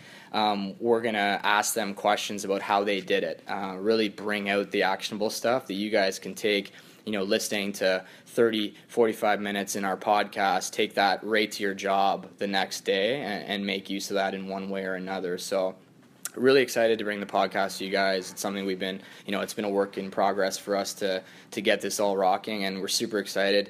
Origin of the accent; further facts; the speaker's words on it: Kitchener, Ontario, Canada; also born or lived in the prairies / Halifax; stay in my hometown and play for Kitchener